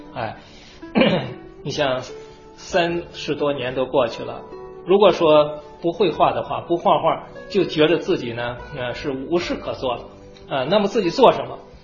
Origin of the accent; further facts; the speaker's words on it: China; moved away as an adult; now in United States; 我们中国人